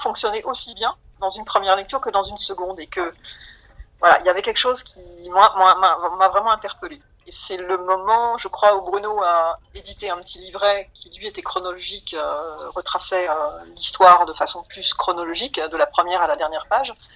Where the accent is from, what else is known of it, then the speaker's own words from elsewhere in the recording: Metz, Grand Est, France; je suis originaire de Metz